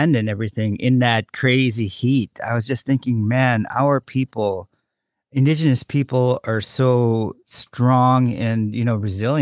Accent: Bethel, Alaska, United States; my good friend, Delon Chavez, who we grew up together in Bethel

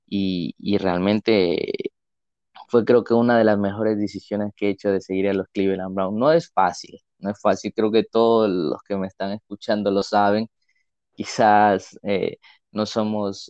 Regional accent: Ecuador; soy, soy de Ecuador

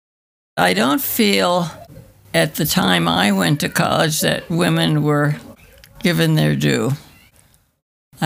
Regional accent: Illinois, United States; I grew up in Illinois in a little village

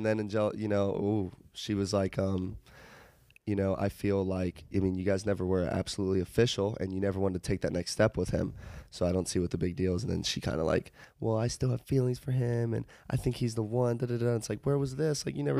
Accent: Charlotte, North Carolina, United States; moved away

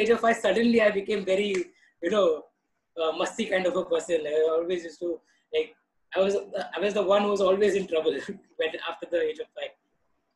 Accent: Mumbai, Maharashtra, India; I was born and brought up in Mumbai

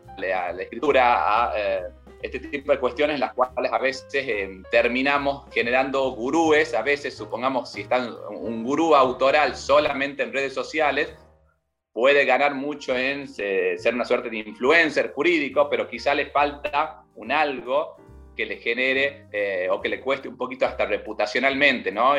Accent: Tucumán, Argentina; moved away as an adult; also born or lived in Buenos Aires; Yo actualmente vivo en Tucumán, en mi provincia, yo soy tucumano

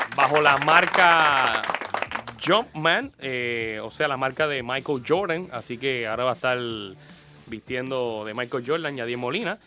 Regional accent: Puerto Rico; nosotros como puertorriqueños

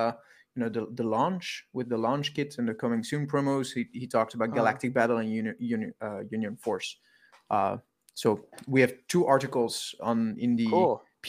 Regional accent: Belgium; I'm from Belgium.

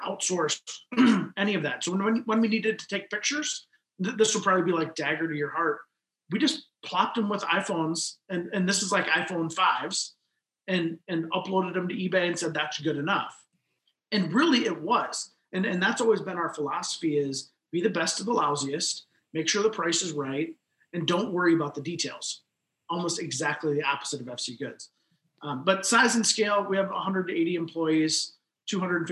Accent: Midwest, United States; also born or lived in Mankato, Minnesota; now in Sioux Falls, United States; we're from the Midwest

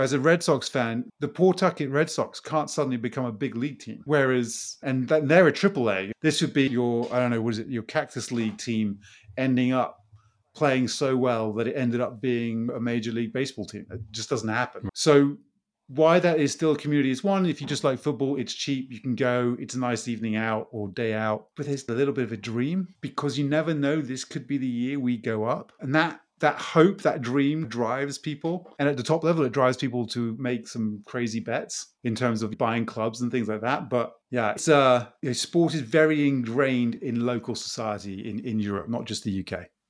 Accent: Brazil; moved away; I grew up in Brazil

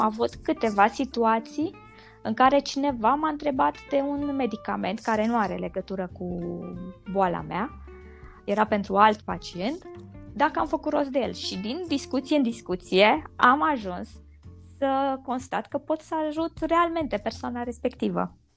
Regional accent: Transylvania, Romania; deși sunt ardeleancă

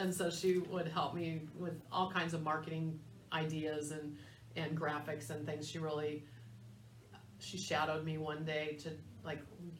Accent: San Diego, California, United States; moved away; I grew up in San Diego

